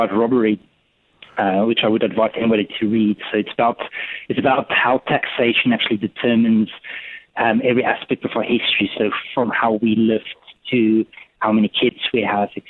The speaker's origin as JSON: {"language": "English", "country": "South Africa", "tie": "born or raised there", "moved": "yes", "lives_now": "London, United Kingdom", "said": "I was born in South Africa, but I've got a, my dad's German, so he's originally from Berlin"}